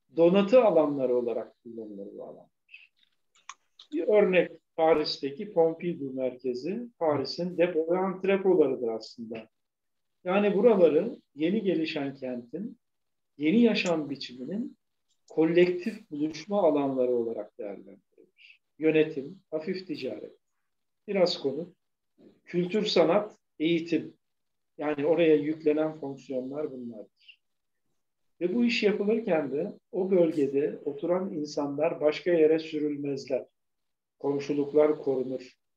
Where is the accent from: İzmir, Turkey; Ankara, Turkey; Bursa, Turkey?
Bursa, Turkey; also born or lived in Istanbul; Bursa'da e, Hisar Mahallesi'nde doğdum büyüdüm.